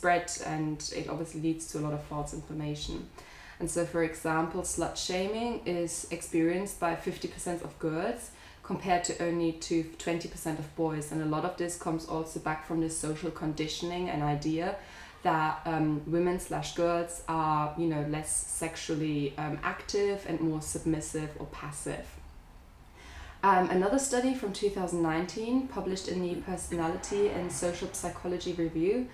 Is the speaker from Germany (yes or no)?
yes; Germany; growing up in Germany